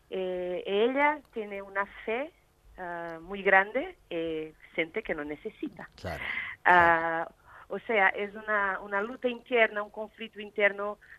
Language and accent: Spanish; Portugal; Spanish is a second language; porque yo soy portuguesa y no hablo muy bien.